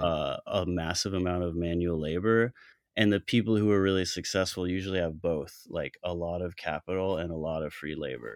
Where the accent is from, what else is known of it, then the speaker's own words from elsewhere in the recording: Colorado, United States; moved away; also born or lived in Chicago / New York City; I'm from Colorado originally.